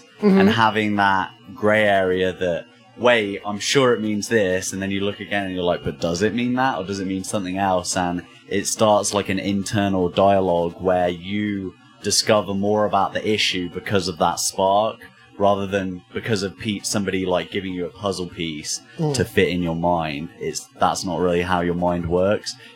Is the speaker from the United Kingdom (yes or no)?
yes; Midlands, United Kingdom; moved away as an adult; now in Las Vegas, United States; I'm from the UK originally, the Midlands, and I've lived in Vegas for about 6 years.